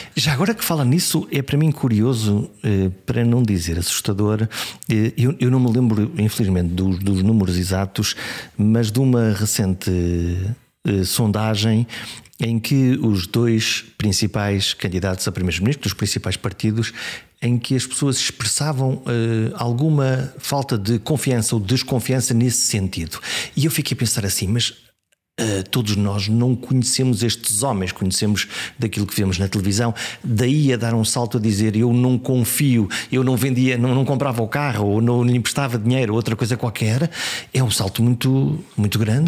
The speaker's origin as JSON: {"language": "Portuguese", "town": "Caminha", "region": "Viana do Castelo", "country": "Portugal", "tie": "born or raised there", "said": "Eu nasci em Viana do Castelo, mas a minha terra é Caminha"}